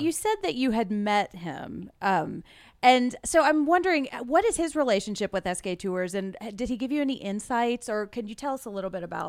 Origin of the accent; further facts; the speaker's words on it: Nashville, Tennessee, United States; Yeah, I'm from Nashville